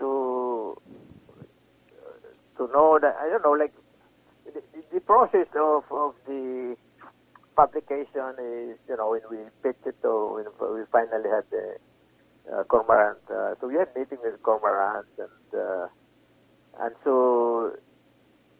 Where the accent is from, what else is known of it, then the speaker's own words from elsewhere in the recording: Cebu City, Central Visayas, Philippines; also born or lived in Manila, Philippines; now in Canada; I came from Cebu, I went to Manila, and then to Canada.